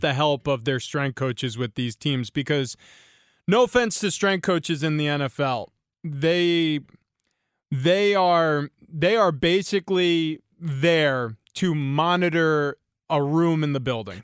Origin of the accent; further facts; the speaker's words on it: New York, United States; I grew up in New York